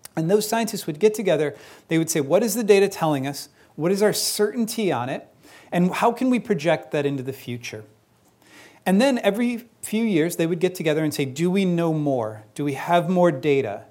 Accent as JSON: {"language": "English", "town": "Chicago", "region": "Illinois", "country": "United States", "tie": "born or raised there", "said": "I grew up in Chicago"}